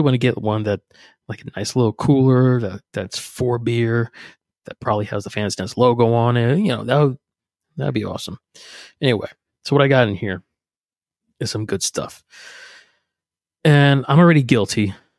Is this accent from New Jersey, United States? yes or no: yes; New Jersey, United States; moved away; also born or lived in Pennsylvania; I'm from Jersey, I'm from South Jersey, right outside of Philly.